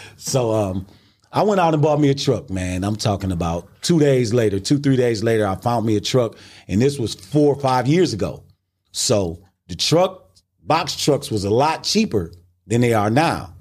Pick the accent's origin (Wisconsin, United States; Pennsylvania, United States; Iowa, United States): Wisconsin, United States; Milwaukee; I'm from Milwaukee, Wisconsin